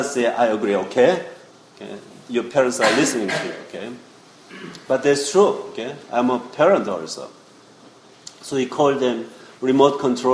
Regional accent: South Korea; moved away; I was born in South Korea, Seoul

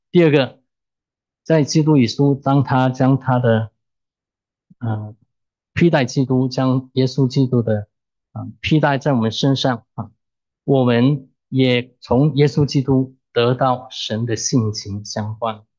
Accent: China; 可能中国人我们中国人在造字的时候。可能对认识神还是有些概念

